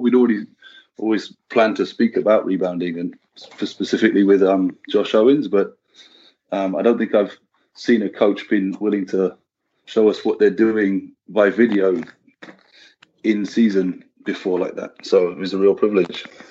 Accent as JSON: {"language": "English", "country": "United Kingdom", "said": "I don't know if it's part of being British or European"}